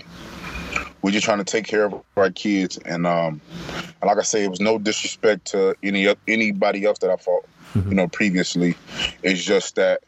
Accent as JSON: {"language": "English", "town": "Topeka", "region": "Kansas", "country": "United States", "tie": "born or raised there", "said": "We moved to Topeka, Kansas"}